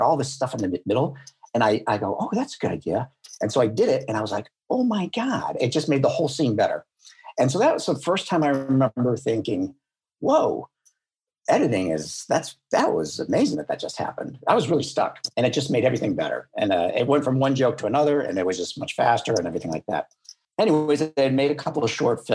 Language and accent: English; Buffalo, New York, United States; moved away; I'm from Buffalo, New York